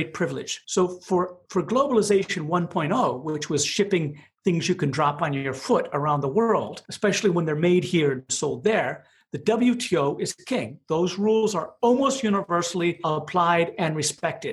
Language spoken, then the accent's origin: English; Madison, Wisconsin, United States; I grew up in Madison, Wisconsin